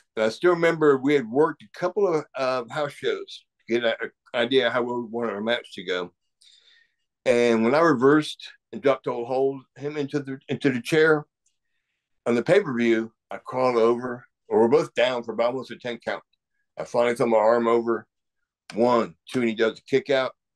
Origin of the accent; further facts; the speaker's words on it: Savannah, Georgia, United States; my hometown, Savannah, Georgia.